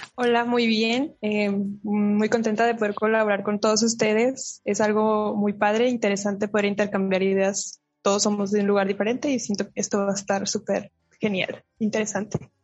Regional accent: Monterrey, Nuevo León, Mexico; Yo soy de Monterrey, Nuevo León, este, del norte del país de México

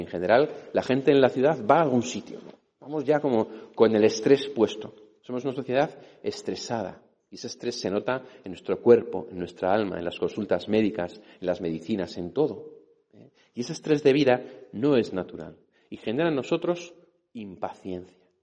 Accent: Madrid, Community of Madrid, Spain; also born or lived in Catalonia; Yo me he criado aquí en Madrid, aunque soy catalán

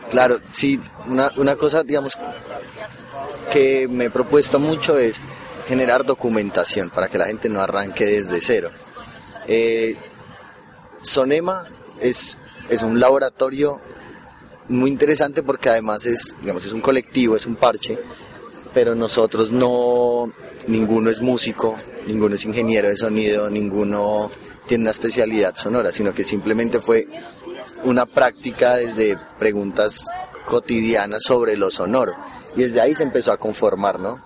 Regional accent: Bogotá, Colombia; yo vengo de Bogotá

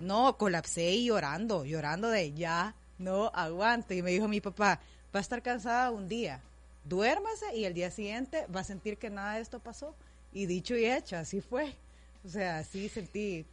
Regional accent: El Salvador; gente que sea del Salvador, o sea, como para siempre sentirme en mi tierra

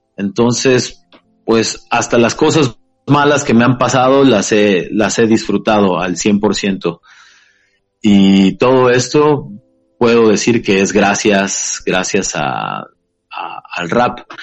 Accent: Taxco, Guerrero, Mexico; yo soy originario de, de Tasco Guerrero

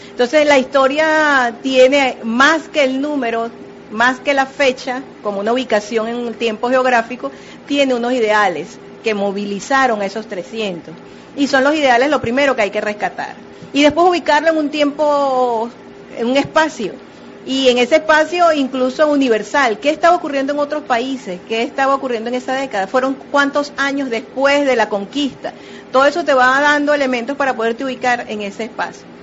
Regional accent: Venezuela; ¿Quiénes somos los venezolanos? ¿Quiénes son los argentinos? ¿Quiénes son los, brasileños? brasileros? Ahorita muchos venezolanos están fuera de nuestras fronteras y es un momento ideal para reconocerse.

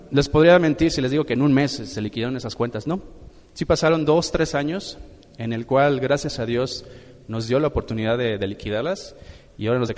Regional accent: Morelia, Michoacán, Mexico; Nosotros hace, nosotros venimos de la ciudad de Morelia.

